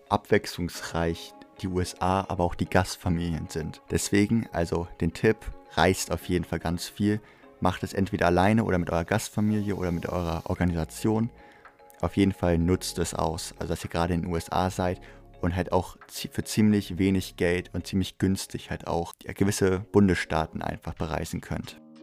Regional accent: Germany; ich bin Deutscher

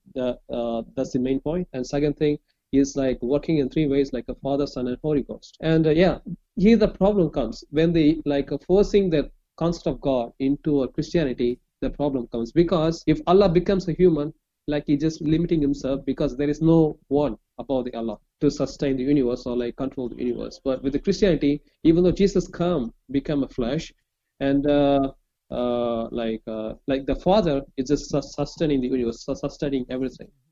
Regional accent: Chennai, Tamil Nadu, India; I'm from India, like southern part of India

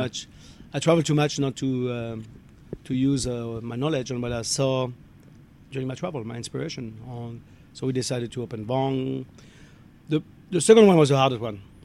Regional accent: Alsace, Grand Est, France; moved away; I'm from France, uh, northeast part of France in Alsace.

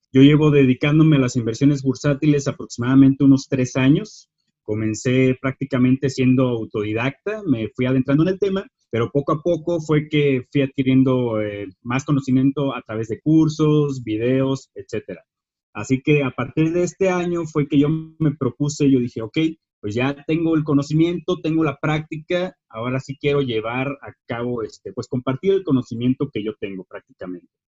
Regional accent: Lázaro Cárdenas, Michoacán, Mexico; now in Morelia, Mexico; yo soy originario de Lázaro Cárdenas, Michoacán

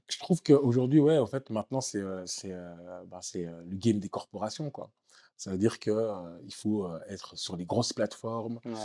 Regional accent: Waterloo, Wallonia, Belgium; moved away as an adult; also born or lived in Congo / Kinshasa; now in Marrakech, Morocco; James Dino, avec qui j'ai grandi à Waterloo

